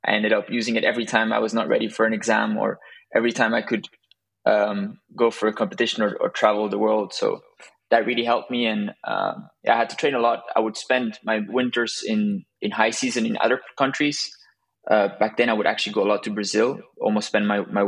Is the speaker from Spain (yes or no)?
yes; southern Spain, Spain; also born or lived in Belgium; I'm originally from Belgium, but my parents moved to south of Spain when I was a kid